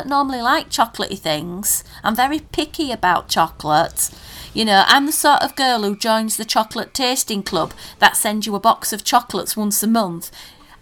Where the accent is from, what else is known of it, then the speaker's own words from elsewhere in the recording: Yorkshire and the Humber, United Kingdom; we're from Yorkshire